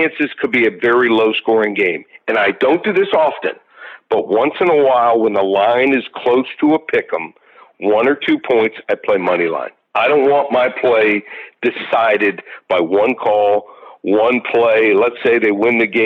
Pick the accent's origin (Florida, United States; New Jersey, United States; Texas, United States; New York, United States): Texas, United States; Abilene; I was born actually in Abilene, Texas